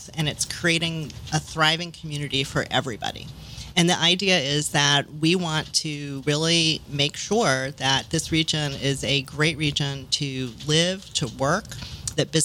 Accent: New York, United States; moved away as an adult; now in New Orleans, United States; I'm from New York, and actually, of note, I just sold my apartment in Brooklyn

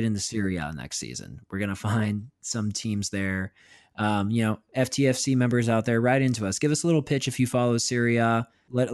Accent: Pittsburgh, Pennsylvania, United States; my Pittsburgh Penguins are my pride and joy of my hometown

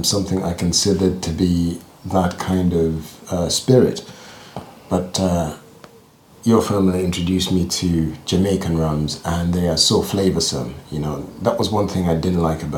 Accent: Uganda; moved away as an adult; also born or lived in London; now in Livingston, United Kingdom; I grew up in Uganda

